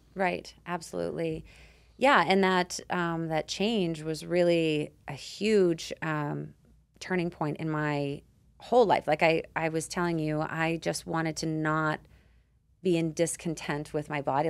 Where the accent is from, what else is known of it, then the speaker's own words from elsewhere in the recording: Canada; I grew up on it in Canada